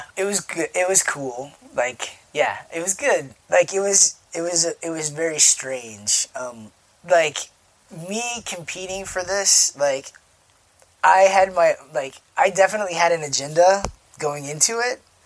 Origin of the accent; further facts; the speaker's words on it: United States; now in Chicago, United States; me as like an American